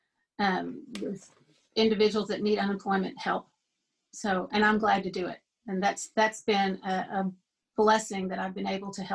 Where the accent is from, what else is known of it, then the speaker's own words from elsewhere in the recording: Springdale, Arkansas, United States; now in Elm Springs, United States; I'm from Springdale, and I taught in Siloam, and I live in Elm Springs